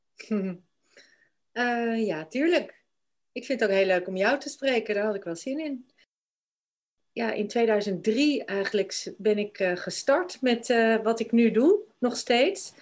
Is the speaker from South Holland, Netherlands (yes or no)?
no; Glimmen, Groningen, Netherlands; moved away as an adult; also born or lived in Denmark / New Zealand / England; Ik ben in Groningen opgegroeid, in Glimmen, een klein plaatsje bij Haren.